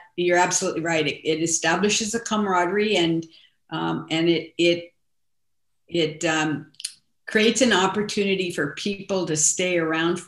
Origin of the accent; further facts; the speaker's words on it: Southern California, United States; also born or lived in Arizona / Salinas, California; I grew up in Southern California